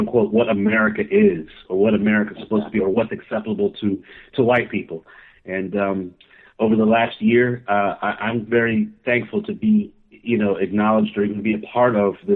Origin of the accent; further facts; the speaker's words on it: Key West, Florida, United States; moved away as an adult; also born or lived in Georgia; I grew up in Key West, Florida, a very diverse, very open community